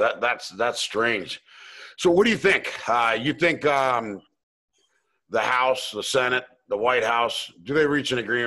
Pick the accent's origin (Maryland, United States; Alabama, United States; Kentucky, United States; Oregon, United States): Maryland, United States; Potomac; also born or lived in Lima, Peru / Miami, United States; Actually, I grew up in Potomac, Maryland, lived down in Florida and Miami for 20 years. I was actually born in Lima, Peru, but moved up here when I was about 2-3 years old.